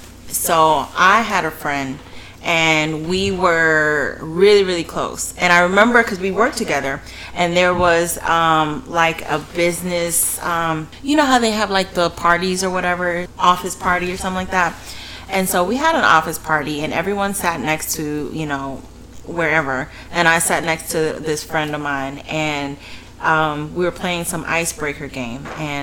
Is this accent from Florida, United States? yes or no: yes; Port St. Lucie, Florida, United States; Port St. Lucie.